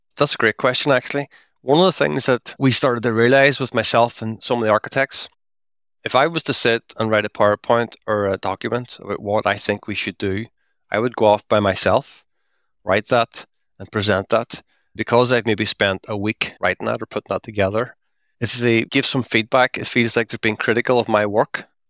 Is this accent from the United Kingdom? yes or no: yes; Derry, Northern Ireland, United Kingdom; now in Belfast, United Kingdom; So, I'm based in Belfast. I'm from Derry, up in the very northwest of Ireland.